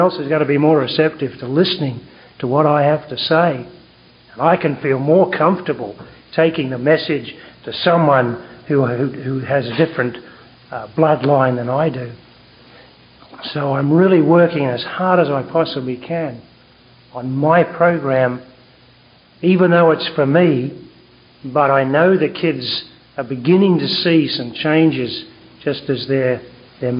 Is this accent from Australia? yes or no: yes; Australia; accent: Australian; now in Vancouver, Canada; from Vancouver, BC, although I've got an Australian accent.